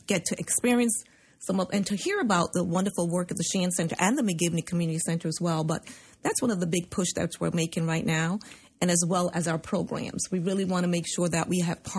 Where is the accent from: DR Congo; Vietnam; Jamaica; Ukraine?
Jamaica; now in United States; as a Jamaican who, you know, left Jamaica to take advantage of this wonderful country